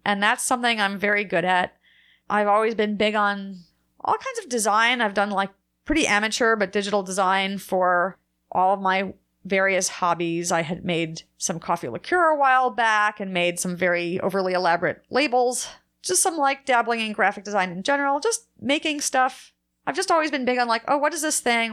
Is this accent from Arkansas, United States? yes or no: no; New Jersey, United States; moved away; I'm from New Jersey, Jewish. I ate a lot of bagels growing up